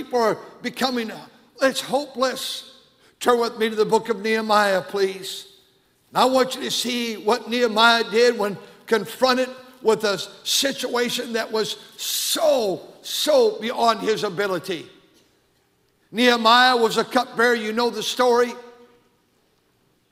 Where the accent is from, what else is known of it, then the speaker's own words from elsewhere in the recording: United States; I'm an American